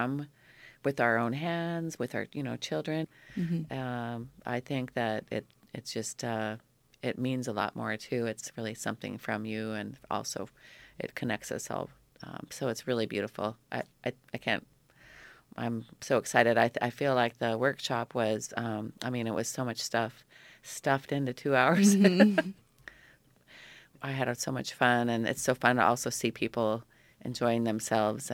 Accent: Petersburg, Alaska, United States; moved away as an adult; now in Ketchikan, United States; I grew up here in Petersburg

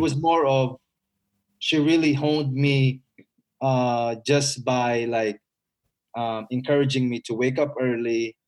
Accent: Philippines; also born or lived in Eagle Grove, Iowa; now in United States; I was a bad kid when I was growing up in the Philippines

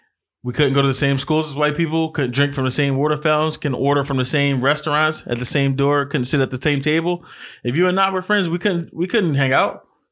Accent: United States; I'm an American. I live in America.

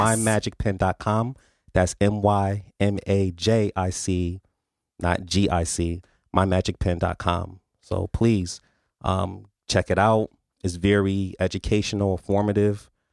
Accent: New Haven, Connecticut, United States; I was born and raised in New Haven

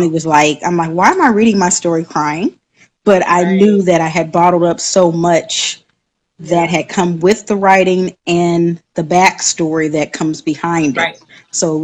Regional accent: San Diego, California, United States; now in Birmingham, United States; I am originally from San Diego, California, residing in Birmingham, Alabama

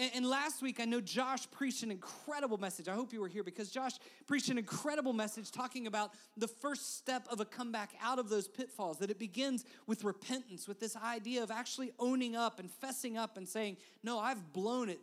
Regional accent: West Virginia, United States; I'm from West Virginia

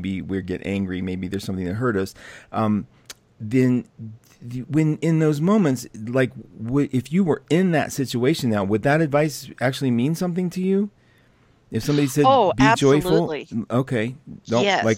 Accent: West Virginia, United States; I'm from West Virginia

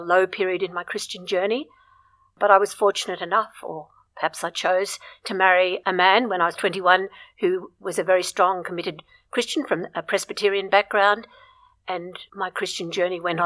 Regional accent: Brisbane, Queensland, Australia; when I was growing up in Brisbane

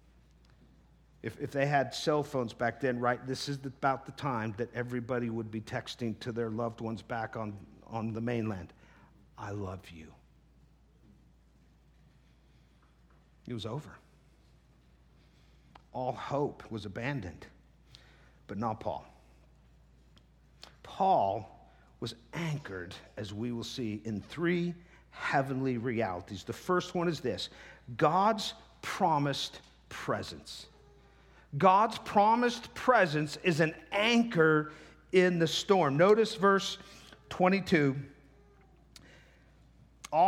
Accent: the Northwest, Pacific Northwest, United States; moved away; I'm from the Northwest.

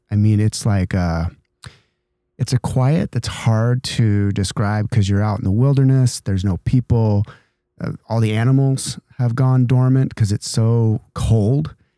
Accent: Idaho, United States; now in San Diego, United States; I grew up in Idaho

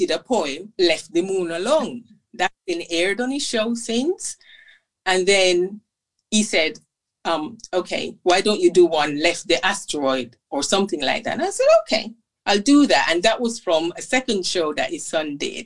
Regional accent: Jamaica; since I was growing up in Jamaica

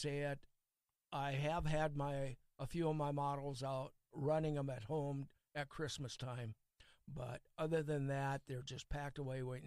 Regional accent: North Dakota, United States; also born or lived in Fargo, North Dakota; now in Milbank, United States; growing up in North Dakota, we lived about 100 yards away from the railroad track

